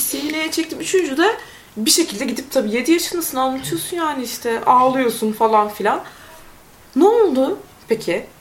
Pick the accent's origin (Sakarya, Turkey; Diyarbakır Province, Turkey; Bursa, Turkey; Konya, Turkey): Konya, Turkey; moved away as an adult; also born or lived in Istanbul; Ben Konyalı bir insan olarak İstanbul'a geldim